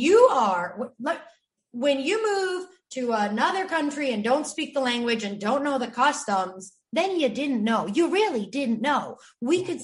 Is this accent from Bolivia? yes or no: yes; Bolivia; moved away; when I left to Bolivia and when I came back from Bolivia